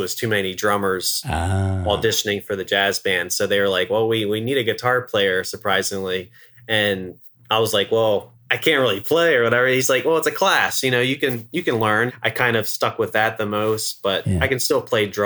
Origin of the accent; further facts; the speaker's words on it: Eastern Shore of Maryland, United States; moved away; I'm originally from the Eastern Shore of Maryland, about an hour or so away from where we are now